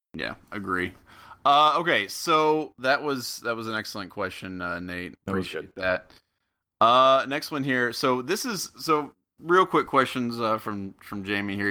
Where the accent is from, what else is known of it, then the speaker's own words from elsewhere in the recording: Middletown, Ohio, United States; now in Japan; I'm from Middletown